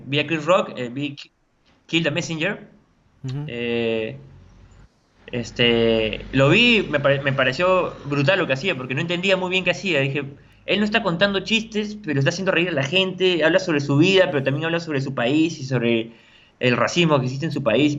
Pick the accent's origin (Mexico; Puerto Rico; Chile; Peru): Peru; La Paz, San Miguel, Lima; Tengo gente de mi barrio, yo, eh, yo soy de La Paz, de San Miguel